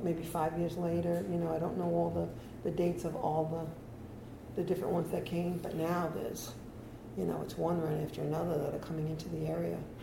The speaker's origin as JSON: {"language": "English", "region": "New York", "country": "United States", "moved": "as an adult", "lives_now": "Delray Beach, United States", "said": "I'm from New York"}